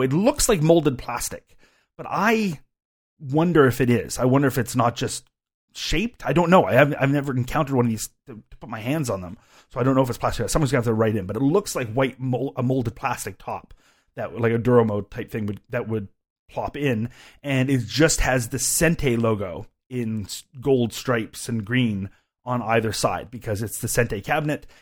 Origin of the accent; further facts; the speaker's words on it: Canada; I am a Canadian